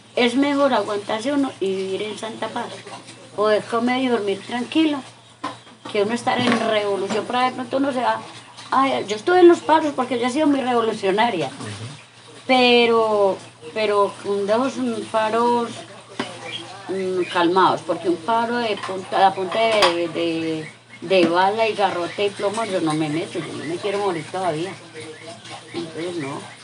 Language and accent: Spanish; Mistrató, Risaralda, Colombia; moved away; also born or lived in Andinápolis, Trujillo, Valle del Cauca; yo me vine para acá, para mi pueblo